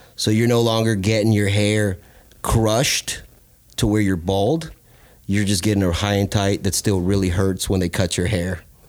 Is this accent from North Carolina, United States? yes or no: yes; North Carolina, United States; We spent a small portion growing up in North Carolina, and I remember my old man taught me how to shoot his .22 Winchester.